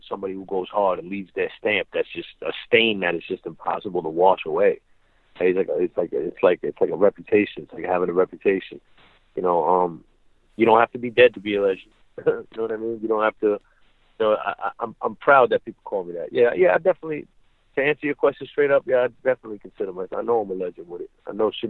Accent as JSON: {"language": "English", "town": "New York City", "region": "New York", "country": "United States", "said": "this is where I'm from."}